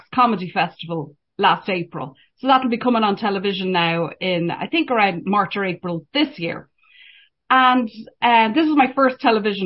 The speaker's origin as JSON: {"language": "English", "country": "Ireland", "accent": "Irish", "moved": "as an adult", "lives_now": "Canada", "said": "just being Irish, having, well, I'm here 10 years now"}